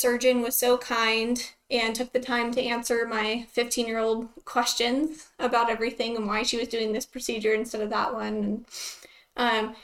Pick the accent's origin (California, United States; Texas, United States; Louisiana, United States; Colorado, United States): Texas, United States; Lubbock; I'm from Lubbock, Texas, born and raised here